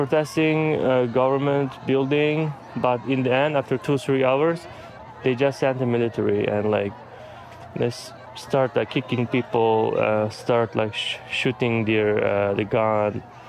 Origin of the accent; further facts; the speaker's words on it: Dolan area, East Turkestan, Xinjiang, China; now in Los Angeles, United States; I was born in Dolan's area, in Uyghur. Homeland, it's called East Turkestan.